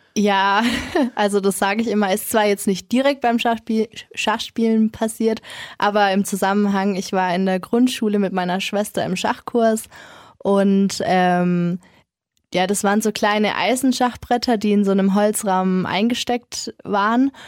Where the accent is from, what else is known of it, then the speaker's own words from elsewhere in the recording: Kronach, Bavaria, Germany; also born or lived in Nuremberg; Ich bin in Kronach geboren und ganz normal eigentlich. Und dann, als ich so 10, 11 war, haben sich dann meine Eltern geschieden und meine Mom hat sich dann dazu entschieden, mit uns eben nach Nürnberg zu kommen